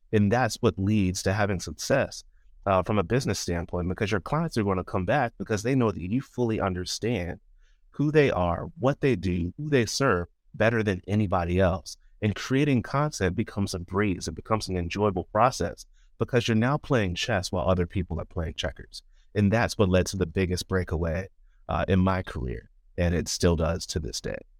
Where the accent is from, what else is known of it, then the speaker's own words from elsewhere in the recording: Chesapeake Beach, Maryland, United States; moved away as an adult; also born or lived in College Park, Maryland; now in near Washington, D.C., United States; I am originally from Chesapeake Beach, Maryland. It's a fairly rural area. Um, I, I don't think it's the most rural, but it's definitely not suburban. Um, grew up there all my life